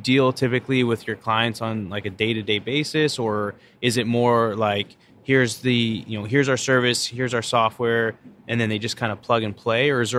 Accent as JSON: {"language": "English", "town": "Houston", "region": "Texas", "country": "United States", "said": "Yeah, I'm from Houston. I don't even know the name."}